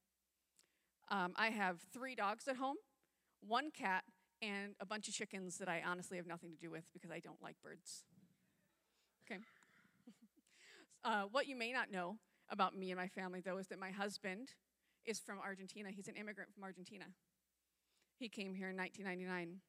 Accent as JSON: {"language": "English", "region": "upstate New York", "country": "United States", "tie": "born or raised there", "moved": "yes", "said": "I grew up on the East Coast in upstate New York"}